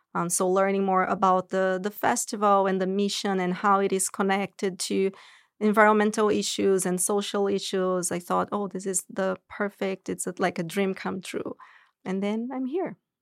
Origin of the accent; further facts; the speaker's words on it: São Paulo, Brazil; moved away as an adult; now in United States; I'm originally from Brazil, São Paulo